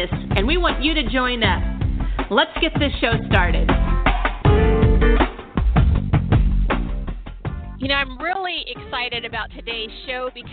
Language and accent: English; San Diego, California, United States; now in Washington, United States; I was born and raised in San Diego